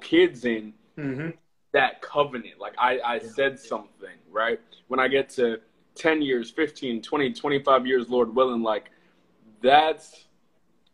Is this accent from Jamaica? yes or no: yes; Jamaica; now in Atlanta, United States; I'm Jamaican.